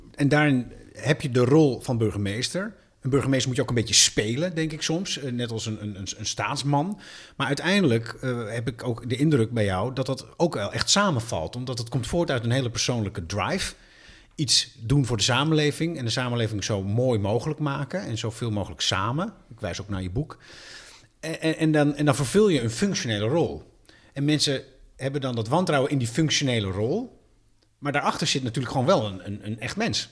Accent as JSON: {"language": "Dutch", "town": "Amsterdam", "region": "North Holland", "country": "Netherlands", "said": "Amsterdam van mij, waar ik vandaan kom."}